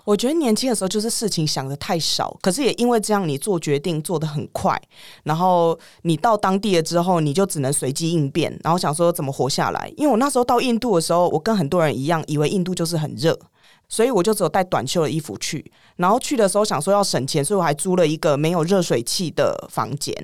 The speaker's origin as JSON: {"language": "Chinese", "country": "Taiwan", "moved": "as an adult", "said": "我们台湾"}